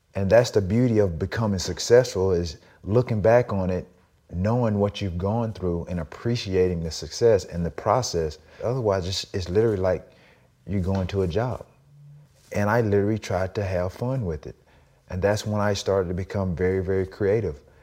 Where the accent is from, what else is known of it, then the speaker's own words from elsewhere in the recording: the South, United States; growing up in the South